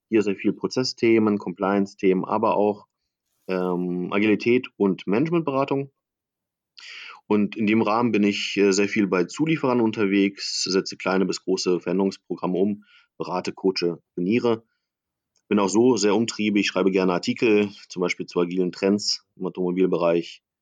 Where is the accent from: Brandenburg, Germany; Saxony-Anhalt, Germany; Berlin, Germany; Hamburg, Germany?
Berlin, Germany; ich bin Berliner